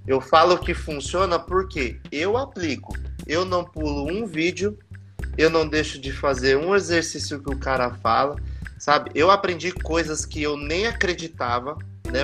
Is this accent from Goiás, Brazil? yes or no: no; Mogi das Cruzes, São Paulo, Brazil; Eu sou de Mogi das Cruzes